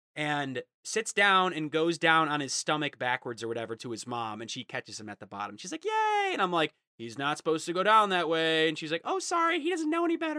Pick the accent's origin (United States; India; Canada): United States; I'm American